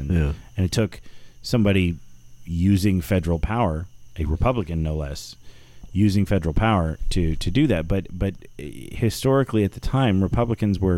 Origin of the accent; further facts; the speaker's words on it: South Florida, United States; also born or lived in Milwaukee; I grew up in South Florida.